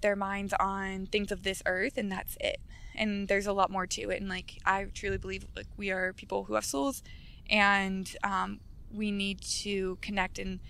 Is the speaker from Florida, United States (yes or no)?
yes; Sarasota, Florida, United States; I'm from Sarasota, so Sarasota has a lot of... it's just an older community